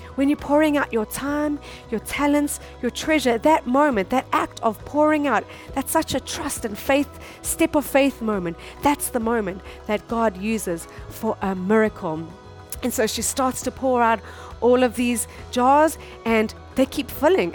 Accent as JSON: {"language": "English", "country": "South Africa", "moved": "as an adult", "lives_now": "Japan", "said": "we come from South Africa, and South Africa is a, a third world country"}